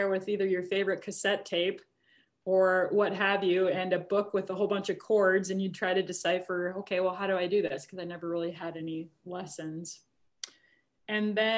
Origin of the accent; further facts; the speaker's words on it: Minnesota, United States; growing up in Minnesota